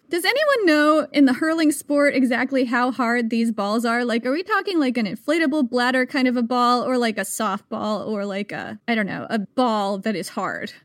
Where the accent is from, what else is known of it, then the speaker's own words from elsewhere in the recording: United States; I am American